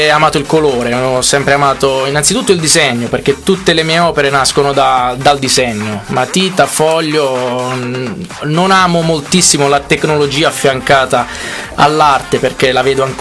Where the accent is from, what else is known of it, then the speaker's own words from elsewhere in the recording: Acquaviva delle Fonti, Apulia, Italy; Acquaviva delle Fonti, una cittadina all'interno del, del Barese, a due passi dalla Murgia immersa nei bellissimi colori dei paesaggi pugliesi